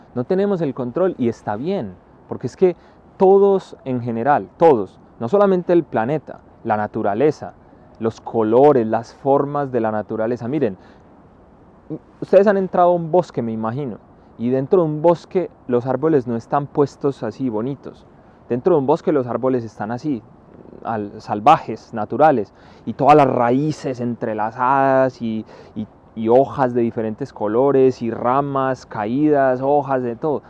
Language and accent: Spanish; Paisa region, Antioquia, Colombia; moved away as an adult; also born or lived in China; un paisa que salió al extranjero y que lleva muchos años viviendo en él